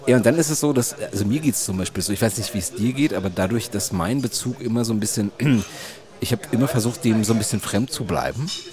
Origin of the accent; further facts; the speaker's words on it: Germany; bei uns in Deutschland